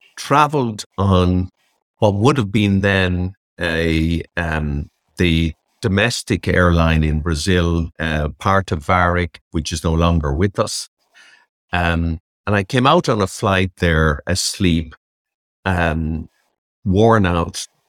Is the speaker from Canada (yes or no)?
no; Dublin, Leinster, Ireland; I grew up in Dundrum in County Dublin.